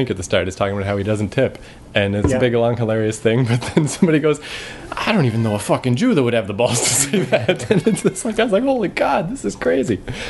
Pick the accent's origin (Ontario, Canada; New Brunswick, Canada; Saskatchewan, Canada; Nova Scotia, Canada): New Brunswick, Canada; born or raised there; moved away